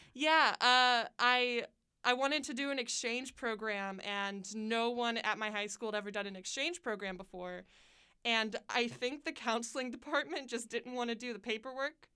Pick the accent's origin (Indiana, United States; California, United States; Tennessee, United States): Indiana, United States; Pendleton; also born or lived in Muncie, Indiana; I moved to um, Pendleton, Indiana, and then I lived there till I was 17